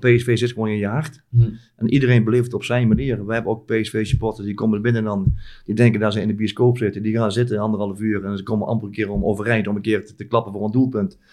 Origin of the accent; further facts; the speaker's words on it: North Brabant, Netherlands; wij zijn Brabanders